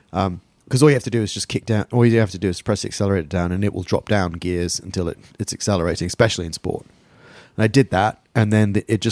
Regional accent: England, United Kingdom; moved away; I'm English and repressed.

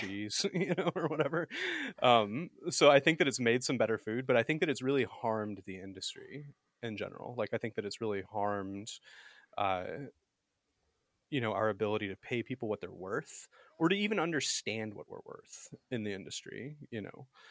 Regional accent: Alabama, United States; I was born and raised in the Deep South, actually. I'm from Alabama

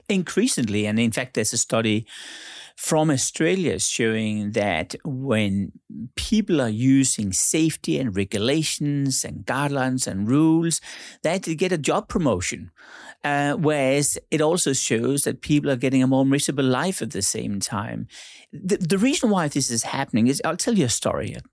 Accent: Denmark; now in Monaco; I'm born in Denmark

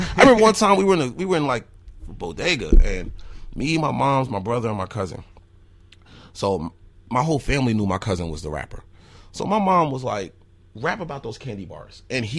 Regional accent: Newark, New Jersey, United States; born or raised there; now in Eau Claire, United States

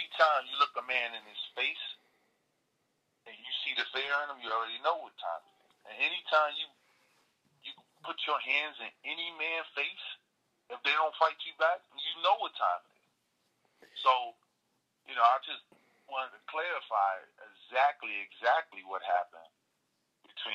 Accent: Paterson, New Jersey, United States; I was born and raised in New Jersey

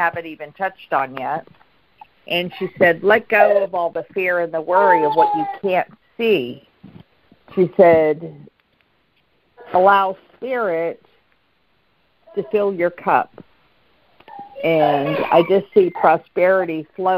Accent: Pittsburgh, Pennsylvania, United States; moved away; also born or lived in McKeesport; I'm from Pittsburgh and McKeesport.

